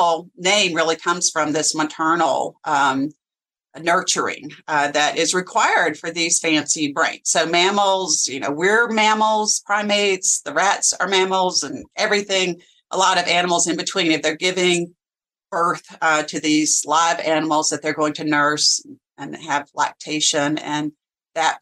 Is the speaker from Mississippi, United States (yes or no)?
no; Alabama, United States; now in Virginia, United States; I grew up in Alabama